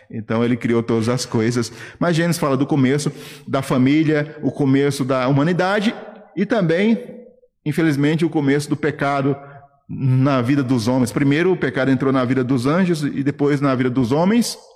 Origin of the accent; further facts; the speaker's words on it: Guarujá, São Paulo, Brazil; moved away as an adult; also born or lived in Paraíba / Guinea-Bissau; eu sou paraibano de nascimento, mas cresci no Guarujá, litoral de São Paulo, e morei lá dos 9 aos 25, minha família mora lá no Guarujá.